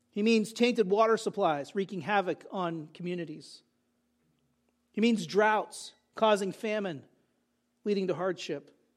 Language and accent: English; California, United States; moved away; also born or lived in New Jersey; I grew up in California